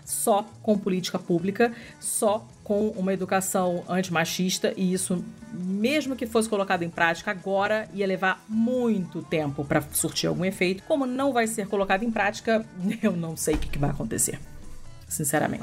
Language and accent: Portuguese; Rio de Janeiro, Brazil; accent: carioca (open o in yoga); eu sou carioca